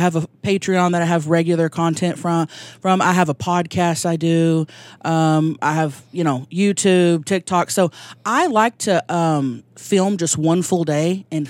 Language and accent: English; Thackerville, Oklahoma, United States; now in San Diego, United States; That's there, right. About an hour north of Dallas. I grew up there, and we've been living in San Diego for the past 10 years